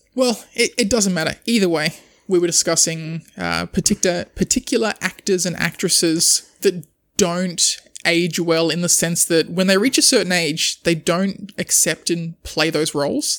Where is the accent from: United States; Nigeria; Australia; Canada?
Australia